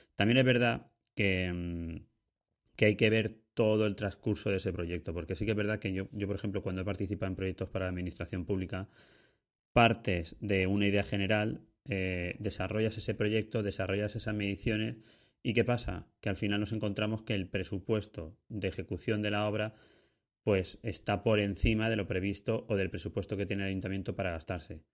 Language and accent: Spanish; Ibi, Valencian Community, Spain; mi pueblo, que yo soy de Ibi, Alicante